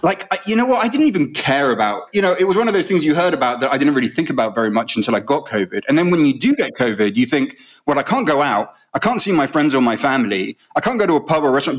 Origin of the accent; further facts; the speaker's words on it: United Kingdom; you feel it as a Brit when you're in America